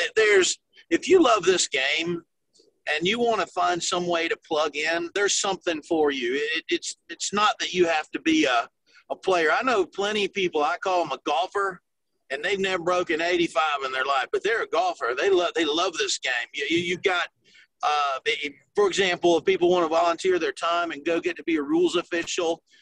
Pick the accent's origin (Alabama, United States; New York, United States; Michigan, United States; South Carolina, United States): South Carolina, United States; also born or lived in Tennessee; I grew up in the state of South Carolina. I was born in Tennessee. My family's from that area, but my my dad's job took him to to the Carolinas, and I was like in the second grade